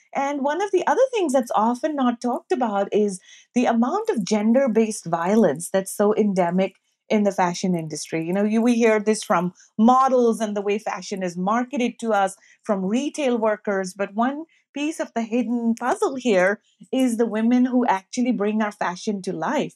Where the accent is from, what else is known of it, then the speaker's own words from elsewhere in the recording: Pakistan; now in United States; I'm Pakistani American. I grew up, you know, in Pakistan